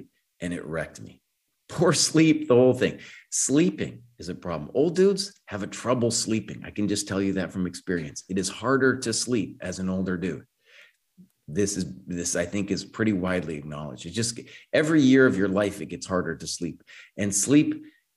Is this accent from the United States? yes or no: yes; Santa Fe, New Mexico, United States; I grew up in Santa Fe